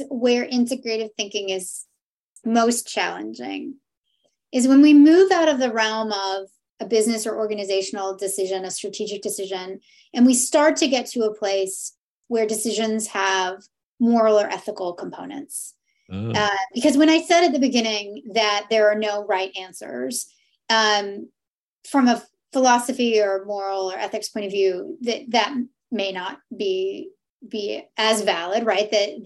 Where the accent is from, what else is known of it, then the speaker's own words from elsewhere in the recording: Canada; we're Canadian